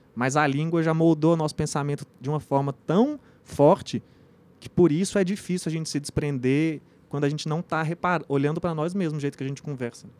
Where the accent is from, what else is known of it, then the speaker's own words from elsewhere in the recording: Brazil; nossa cultura aqui como brasileiro